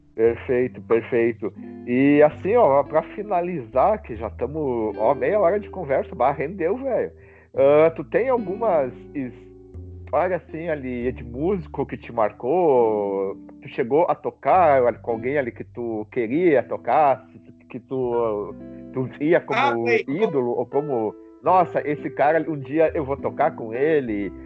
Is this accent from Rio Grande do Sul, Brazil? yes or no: yes; Rio Grande do Sul, Brazil; accent: gaúcho; eu tenho um sotaque gaúcho